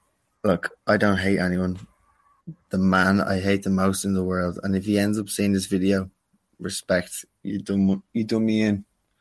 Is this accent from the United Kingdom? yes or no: no; Dublin, Leinster, Ireland; But when you're born and bred in Dublin City, it doesn't work like that.